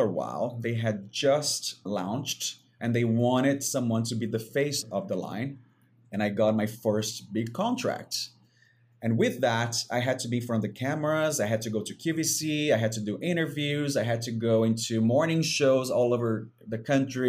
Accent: Brazil; moved away; growing up in Brazil on the beaches

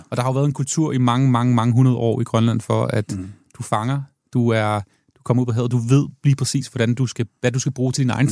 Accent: Denmark; jeg som dansker

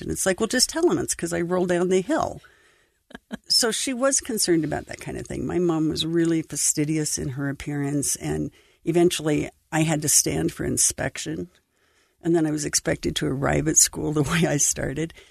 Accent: Idaho Falls, Idaho, United States; I grew up in Idaho Falls

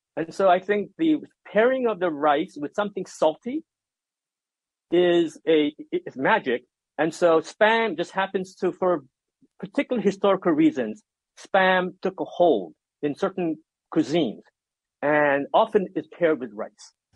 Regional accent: Hawaii, United States; also born or lived in Korea; I grew up in Hawaii, and I was born in Korea.

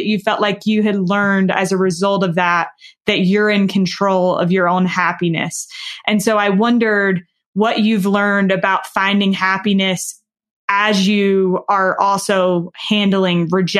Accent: the South, United States; And I am from the South. I do speak slower and I probably don't speak perfectly.

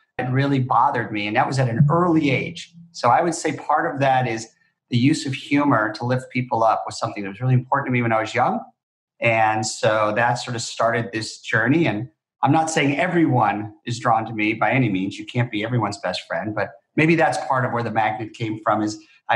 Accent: West Covina, California, United States; moved away as an adult; Southern Cal, a town called West Covina, California

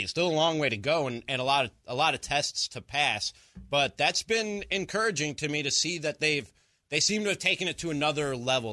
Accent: Chicago, Illinois, United States; moved away; I'm a Chicago guy. Through yeah. through and through. Yeah. Born and raised in Chicago, including being a Bears fan

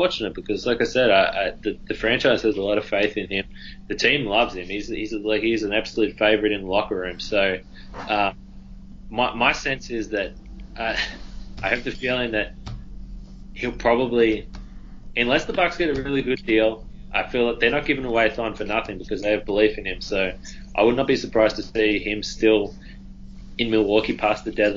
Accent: Australia; I'm Australian.

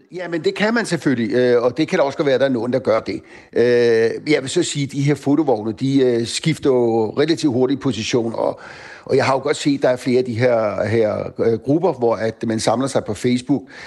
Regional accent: Bornholm, Capital Region of Denmark, Denmark; nu kommer jeg selv fra Bornholm

